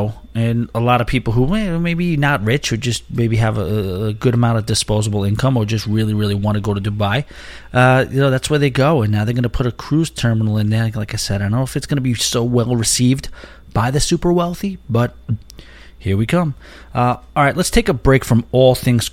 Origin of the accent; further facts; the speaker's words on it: United States; I'm an American